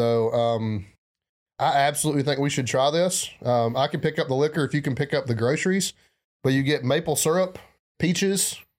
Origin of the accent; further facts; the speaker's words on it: the South, United States; accent: southern; there's listeners in other parts of America that feel like they need a translator because of my heavy southern accent.